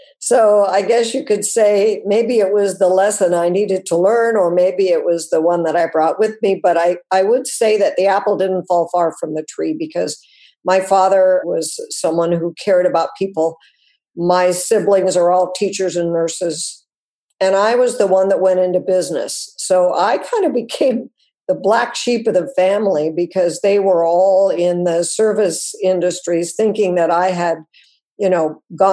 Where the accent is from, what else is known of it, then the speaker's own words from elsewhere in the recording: Wyoming, United States; I grew up mostly in Wyoming